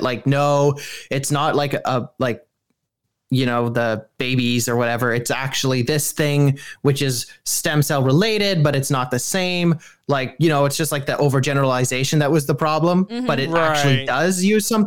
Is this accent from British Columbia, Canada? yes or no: yes; Port Moody, British Columbia, Canada; I am a furry from Vancouver, Canada, or for people that are local, Port Moody, not actually Vancouver